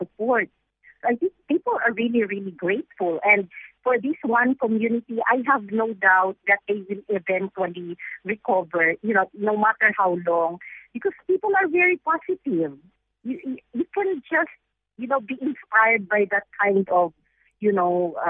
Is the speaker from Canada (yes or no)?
no; Philippines; as a Filipino person